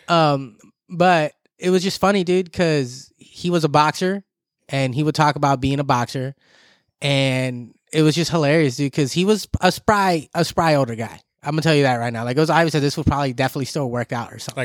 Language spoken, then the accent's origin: English; Southern California, United States; here, born and raised